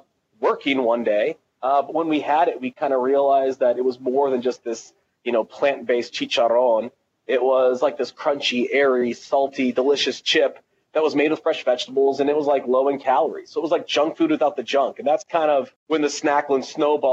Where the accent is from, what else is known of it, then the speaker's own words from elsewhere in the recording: Tunisia; moved away; I'm from Tunisia originally